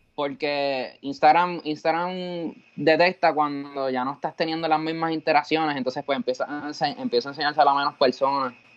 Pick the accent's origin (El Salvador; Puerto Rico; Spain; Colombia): Puerto Rico; Cabo Rojo; yo soy de Cabo Rojo